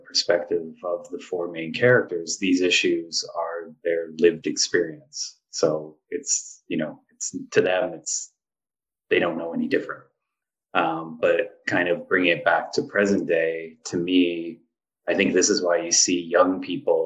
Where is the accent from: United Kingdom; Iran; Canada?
Canada; Hamilton, Ontario; also born or lived in Yellowknife; now in Toronto, Canada; I grew up like in Ancaster, which is a suburb. It's actually bigger than Yellowknife, but you know, suburb of Hamilton.